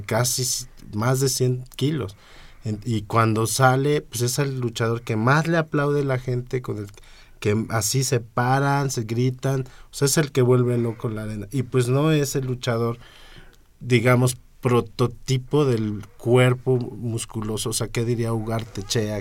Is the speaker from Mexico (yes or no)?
yes; Mexico; aquí en México